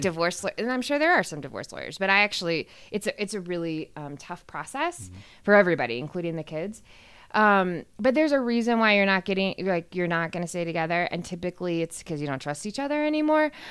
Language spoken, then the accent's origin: English; Austin, Texas, United States; moved away as an adult; now in Denver, United States; I'm originally from Austin, Texas